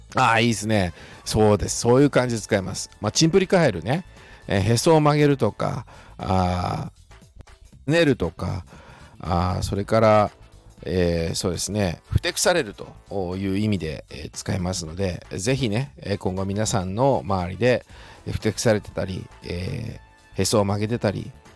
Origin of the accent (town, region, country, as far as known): Shizuoka, Japan; accent: Shizuoka dialect; moved away as an adult; also born or lived in Tokyo